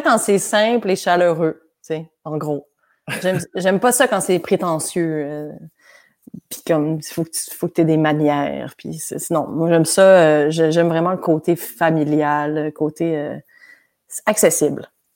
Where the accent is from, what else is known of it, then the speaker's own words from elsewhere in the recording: Quebec, Canada; accent: hybrid Québécois/French; also born or lived in France / Montreal; j'ai commencé ma vie au Québec. Je suis née au Québec, j'ai fait la maternelle, j'avais l'accent québécois fort